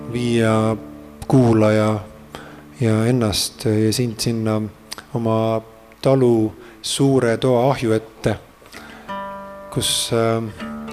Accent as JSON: {"language": "Estonian", "town": "Treimani", "region": "Pärnu County", "country": "Estonia", "tie": "born or raised there", "said": "minu sellise siis aborigeensele päritolule kuskilt äh, mere äärest äh, mere lähedalt, Läti piiri lähedalt sealt Treimani äh, külast"}